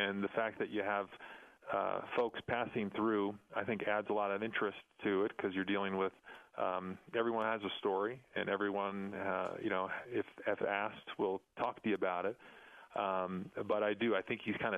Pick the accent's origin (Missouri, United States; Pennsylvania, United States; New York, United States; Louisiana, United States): New York, United States; now in Colorado Springs, United States; I grew up in New York